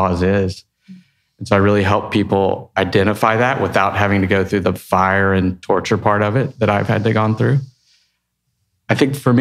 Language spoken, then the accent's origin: English; Texas, United States; I'm from Texas